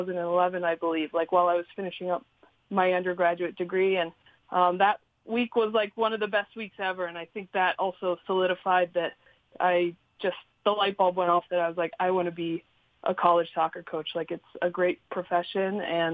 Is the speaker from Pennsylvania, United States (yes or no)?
yes; Pittsburgh, Pennsylvania, United States; moved away as an adult; also born or lived in Baltimore, Maryland / Rhode Island; I grew up in suburbia, Pittsburgh, Pennsylvania.